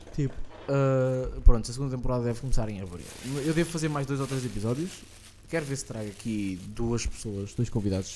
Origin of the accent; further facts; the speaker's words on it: Estoril, Lisbon, Portugal; Eu sou do Estoril